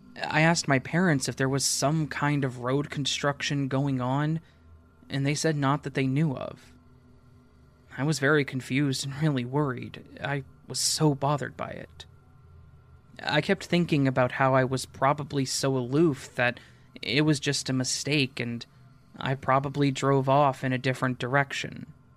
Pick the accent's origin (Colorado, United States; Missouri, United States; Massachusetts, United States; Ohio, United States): Colorado, United States; Denver